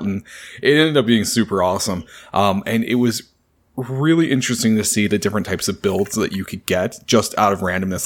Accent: Canada; I'm Canadian

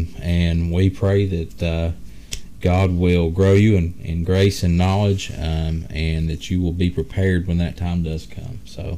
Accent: United States; also born or lived in Bible Belt; us as American Christians that live in the Bible Belt

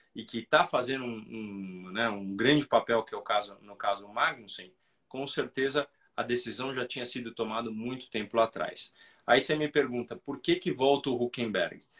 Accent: Brazil; nós, como brasileiros

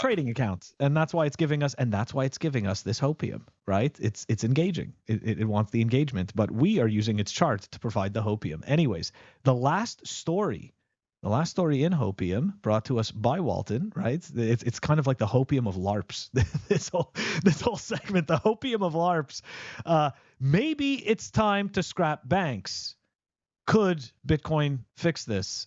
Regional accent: Canada; now in United States; I'm a Canadian living in America.

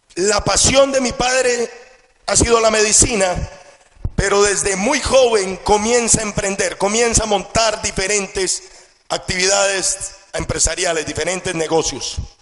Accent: Colombia; Crezco en una familia con todas las condiciones y con toda la abundancia que cualquier jovencito quisiera tener. Estudio en uno de los mejores colegios del país

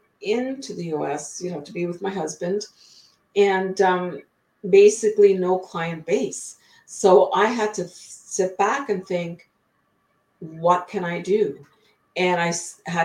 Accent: Ottawa, Ontario, Canada; moved away as an adult; also born or lived in British Columbia, Canada; now in Blaine, United States; Everybody has a restaurant or a grocery store in Ottawa. That's where I was born and raised in Canada

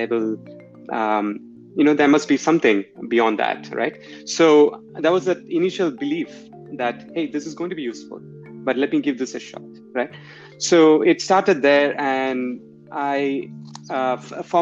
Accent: India; moved away; growing up in India at that time

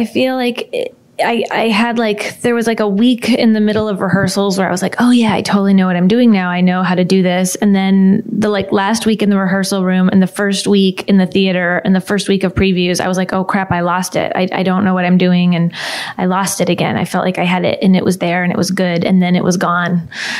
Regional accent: Midwest, United States; she's from the Upper East Side of New York, and I am not. I'm from the Midwest

